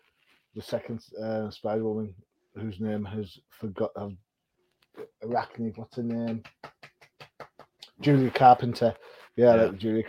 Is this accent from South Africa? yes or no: no; United Kingdom; And I'm British.